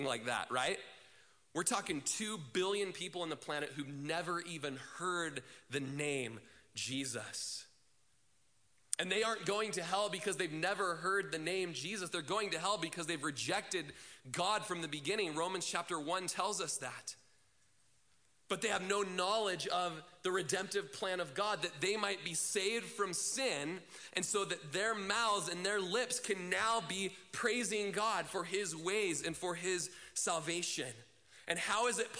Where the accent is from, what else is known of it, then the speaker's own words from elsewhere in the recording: United States; as Americans